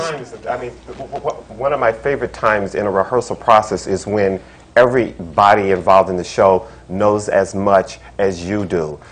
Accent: Frankfort, Kentucky, United States; moved away as an adult; also born or lived in California / Los Angeles; now in New York, United States; from Kentucky. I'm from Frankfort, Kentucky

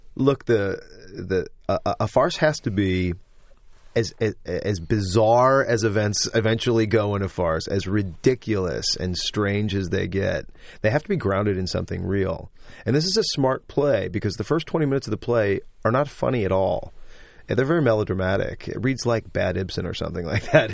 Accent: St. Louis, Missouri, United States; I'm from Saint Louis, Missouri

